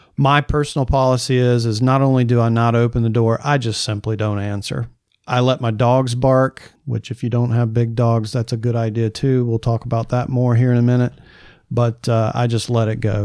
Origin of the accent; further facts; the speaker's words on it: the South, United States; I'm from the South